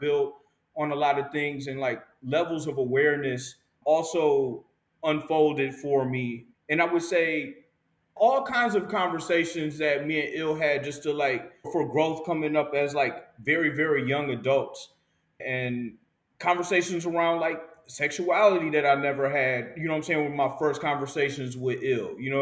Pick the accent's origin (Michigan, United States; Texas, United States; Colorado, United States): Michigan, United States; Detroit; as a child growing up in Detroit, very young in middle school and elementary school, I feel like I grew up in a community